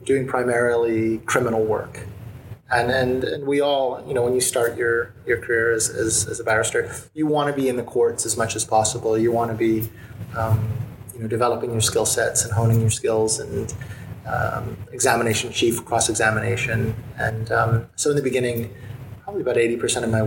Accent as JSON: {"language": "English", "town": "Montreal", "region": "Quebec", "country": "Canada", "tie": "born or raised there", "moved": "as an adult", "lives_now": "Hong Kong", "said": "I was born and raised in Montreal"}